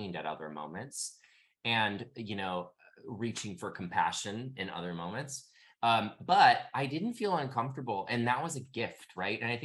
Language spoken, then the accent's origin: English; Midwest, United States; I grew up in the Midwest.